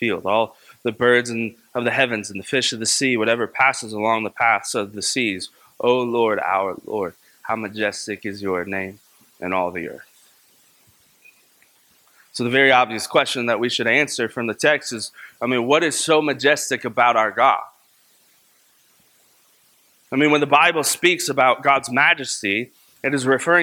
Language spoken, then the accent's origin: English; Kentucky, United States; my hometown in Kentucky